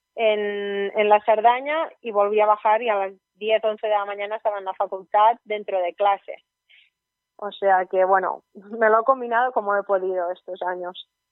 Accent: Ogassa, Catalonia, Spain; also born or lived in Barcelona; yo soy de Ogasa, de una población súper pequeña que hay en la comarca de Ripollés, provincia de Gerona

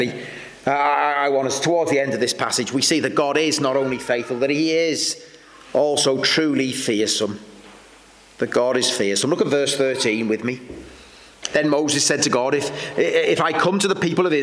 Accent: Welsh, Wales, United Kingdom; I'm Welsh

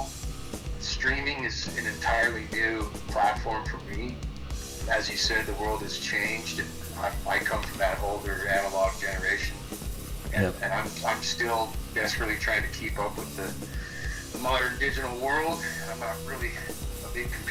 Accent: Palm Desert, California, United States; also born or lived in La Quinta, California; We moved into Ponder in 77 from La Quinta, which was even an even smaller desert town about 8 miles away

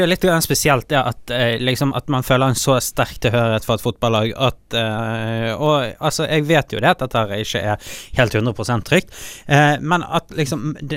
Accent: Bergen, Vestland, Norway; also born or lived in Fyllingsdalen, Bergen; Jeg bodde i Åsane til jeg var 12-13 år gammel, eh, som på en måte er en større del av min barndom

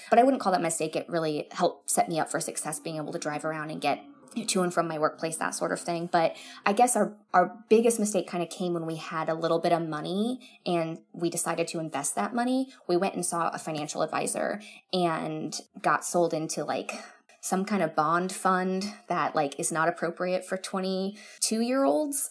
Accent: Florida, United States; also born or lived in Orange County, California; we're from Florida and so we have beaches here

